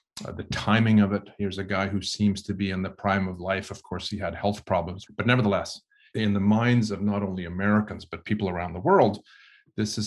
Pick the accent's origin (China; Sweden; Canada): Sweden; moved away; I'm originally from Sweden